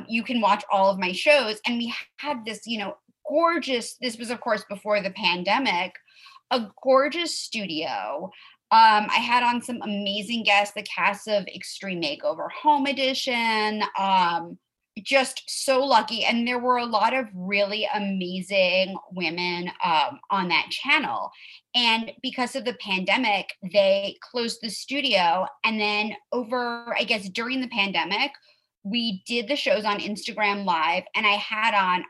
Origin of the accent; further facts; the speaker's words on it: New York City, New York, United States; now in Los Angeles, United States; I grew up in Manhattan